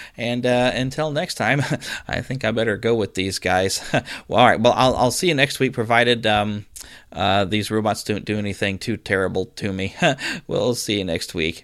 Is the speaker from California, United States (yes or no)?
no; Missouri, United States; my home state of Missouri